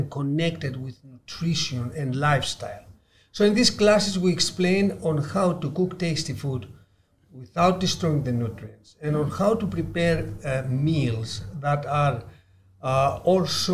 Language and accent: English; Ikaria, North Aegean, Greece; I am from the Blue Zone Greek island of Ikaria